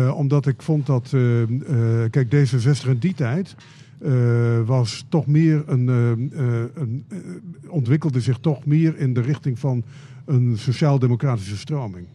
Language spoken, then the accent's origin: Dutch; Friesland, Netherlands; now in Groningen, Netherlands; ik ben in Friesland opgegroeid